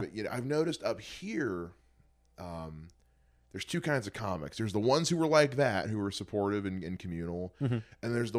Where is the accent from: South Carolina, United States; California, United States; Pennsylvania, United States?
South Carolina, United States; moved away; I'm from South Carolina originally.